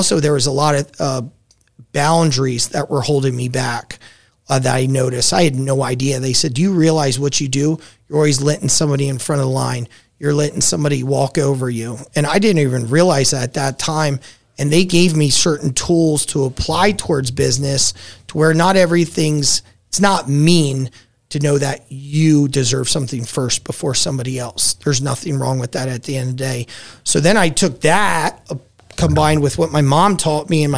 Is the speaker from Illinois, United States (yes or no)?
no; New Jersey, United States; now in Las Vegas, United States; growing up in Jersey compared to Vegas, I would have never had that in Jersey.